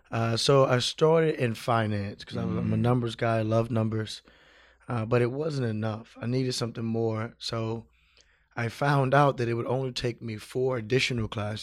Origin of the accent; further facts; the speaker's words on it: Houston, Texas, United States; moved away as an adult; also born or lived in Dallas, Texas / San Francisco, California; I'm originally from Houston.